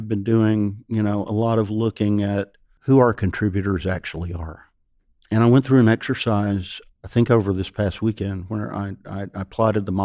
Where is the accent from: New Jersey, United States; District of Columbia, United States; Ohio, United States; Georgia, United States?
Georgia, United States; Ellijay; I'm from Ellijay. This ain't supposed to happen.